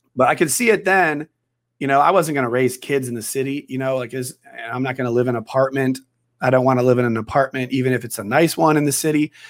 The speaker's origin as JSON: {"language": "English", "region": "Wisconsin", "country": "United States", "tie": "born or raised there", "also_born_or_lived": "New York", "moved": "as an adult", "lives_now": "San Diego, United States", "said": "I'm from Wisconsin originally. So I grew up in Wisconsin."}